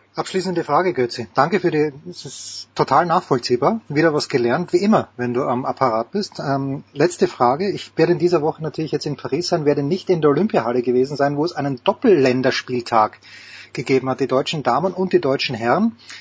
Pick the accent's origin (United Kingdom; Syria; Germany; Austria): Austria; so sind wir Österreicher